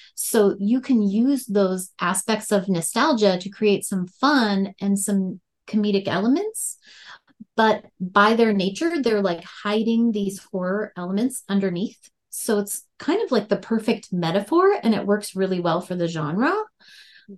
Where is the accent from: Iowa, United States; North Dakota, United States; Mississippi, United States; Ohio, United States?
North Dakota, United States; accent: Fargo; moved away as an adult; now in Colorado, United States; I pulled a lot of inspiration from my hometown and the areas around there. Um, I actually grew up in a trailer park